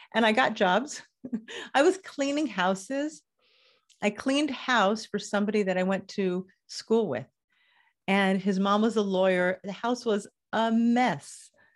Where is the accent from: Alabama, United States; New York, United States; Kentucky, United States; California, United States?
California, United States; Los Angeles; now in Israel; I grew up in Los Angeles